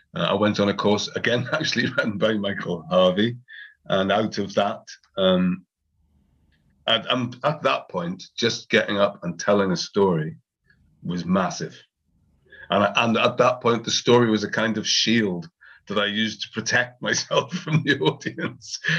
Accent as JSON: {"language": "English", "region": "Wales", "country": "United Kingdom", "tie": "born or raised there", "said": "my actual experience of growing up in Wales"}